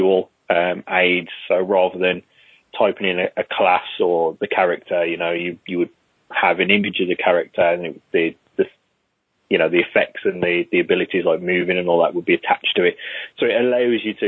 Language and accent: English; Wolverhampton, West Midlands, United Kingdom; moved away as an adult; also born or lived in Middlesbrough; I'm originally from Wolverhampton.